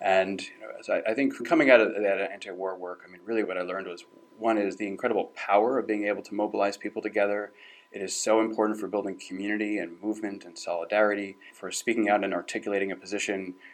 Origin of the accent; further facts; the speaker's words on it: New Jersey, United States; I'm from New Jersey.